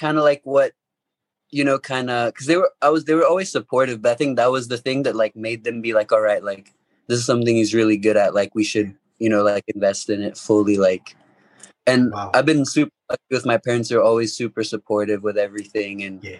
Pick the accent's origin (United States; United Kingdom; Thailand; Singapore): Thailand; also born or lived in Hong Kong; And then when I turned 2, he got transferred to Thailand, so I moved to Thailand.